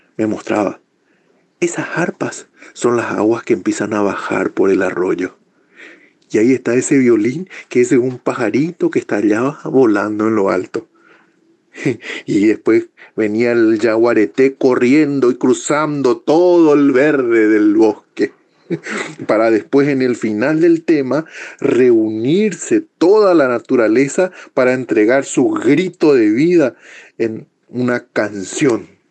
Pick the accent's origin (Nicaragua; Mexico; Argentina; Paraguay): Paraguay; Asunción; moved away; soy nacido en Asunción, Paraguay.